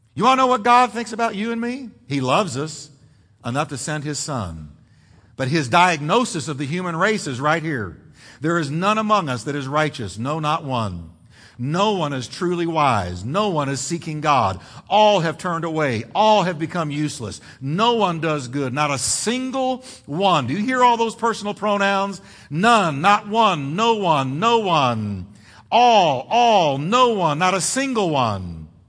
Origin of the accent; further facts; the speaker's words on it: United States; I grew up in America